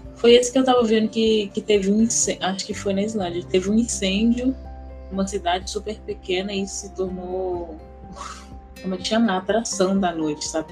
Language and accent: Portuguese; Brazil; nossas aqui do Brasil